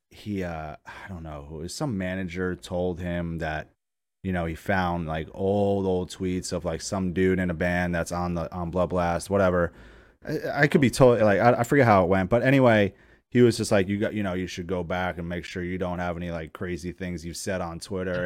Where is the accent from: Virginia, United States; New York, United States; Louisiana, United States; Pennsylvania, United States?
New York, United States; I'm from New York